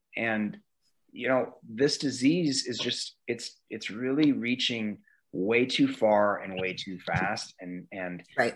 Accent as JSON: {"language": "English", "town": "Omaha", "region": "Nebraska", "country": "United States", "tie": "born or raised there", "said": "this place that I grew up and and just looking back, being able to shoot here in my hometown"}